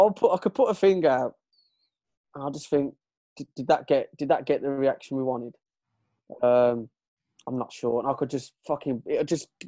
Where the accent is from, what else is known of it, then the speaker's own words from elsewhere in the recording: Birmingham, West Midlands, United Kingdom; we're from we're from Brum